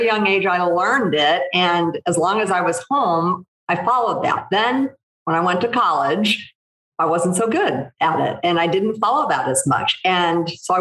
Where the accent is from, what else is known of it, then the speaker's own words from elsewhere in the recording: St. Louis, Missouri, United States; I grew up in the Midwest in St. Louis